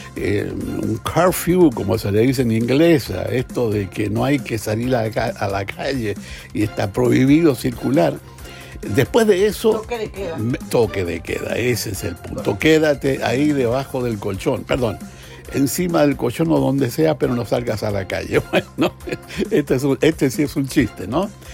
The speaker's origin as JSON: {"language": "Spanish", "country": "Chile", "said": "soy chileno, sobre todo porque vi, porque viví y sentí lo que significó la dictadura"}